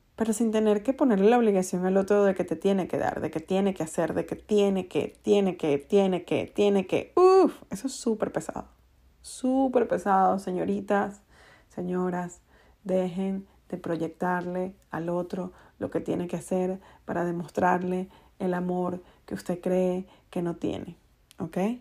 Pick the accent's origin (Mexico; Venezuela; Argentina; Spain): Venezuela; En Venezuela le decimos el Día de los Enamorados el Día del Amor y la Amistad